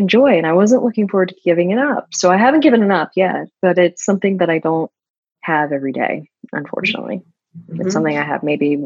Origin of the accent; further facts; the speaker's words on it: Florida, United States; moved away; I'm from Florida originally